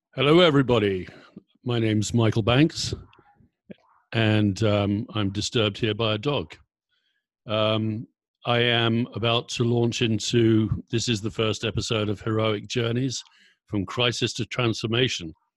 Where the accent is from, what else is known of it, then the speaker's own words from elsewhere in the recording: Surrey, South East England, United Kingdom; moved away as an adult; also born or lived in Kent / Berkshire / London / San Francisco Bay Area; now in Brooke, United Kingdom; I'm originally from Surrey, boring suburbia in uh, southeast England.